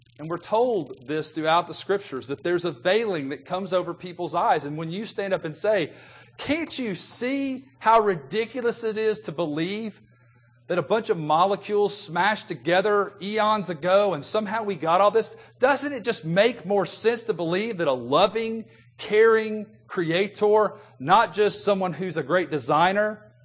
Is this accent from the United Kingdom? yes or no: no; the South, United States; The culture that I grew up in God's country, the South